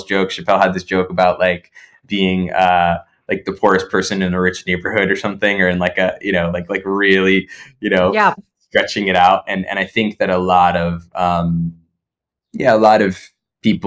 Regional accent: New Jersey, United States; we grew up in Jersey

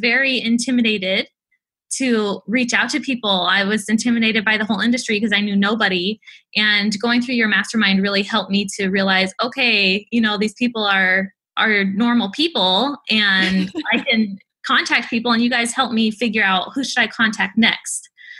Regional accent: Japan; now in United States; I grew up in Japan

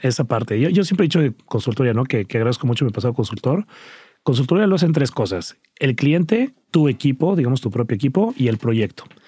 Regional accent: Cuernavaca, Morelos, Mexico; crecí en Cuernavaca, Morelos

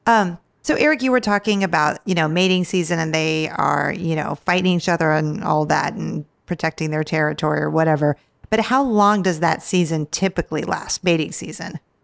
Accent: California, United States; in California, my home state

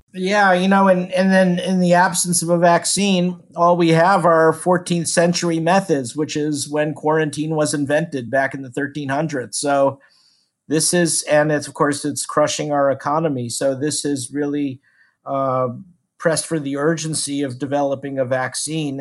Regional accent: Houston, Texas, United States; I'm from Houston

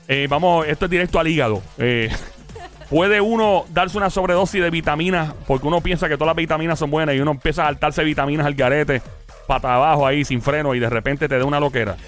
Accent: Puerto Rico; moved away; also born or lived in New York, United States; Soy ex diáspora boricua. Con mucho orgullo puedo decir que soy ex diáspora. Y regresé a mi país

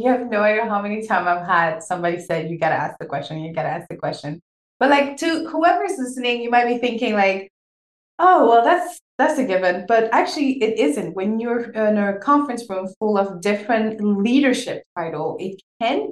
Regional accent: Senegal; born or raised there; first language French; English is a second language; moved away

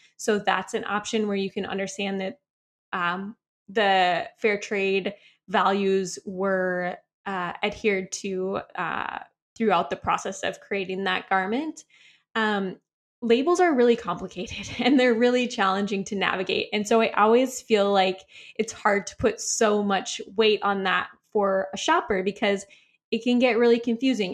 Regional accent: Midwest, United States; moved away; also born or lived in San Diego; we're both from the Midwest

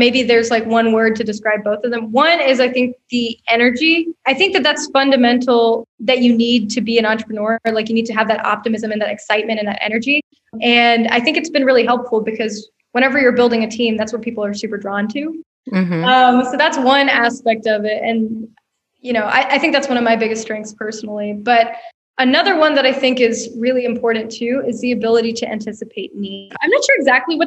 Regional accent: Atlanta, Georgia, United States; moved away as an adult; now in Bentonville, United States; I'm from Atlanta, and my heart, you know, obviously there's a huge part of me that's still an Atlantan. My family still lives there

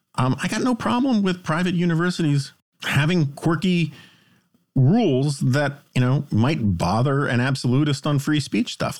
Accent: New York City, New York, United States; we were city kids

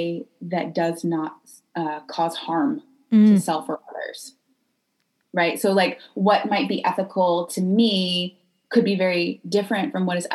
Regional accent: North Carolina, United States; moved away as an adult; also born or lived in California / South America; I grew up in North Carolina, and then I left at age 18 and lived all

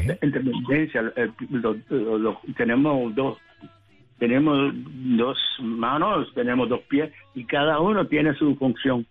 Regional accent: Puerto Rico; now in New York, United States; siendo puertorriqueño

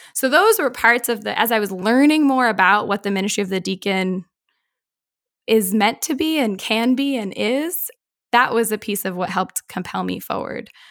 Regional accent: Boston, Massachusetts, United States; I grew up in Boston

